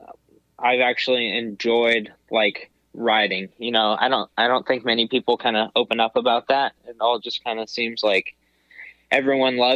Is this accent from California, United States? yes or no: yes; Poway, California, United States; born or raised there